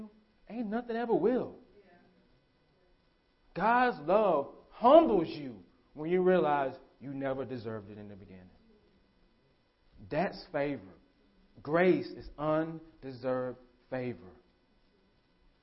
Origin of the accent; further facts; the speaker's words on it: United States; As American Christians, because we're Americans.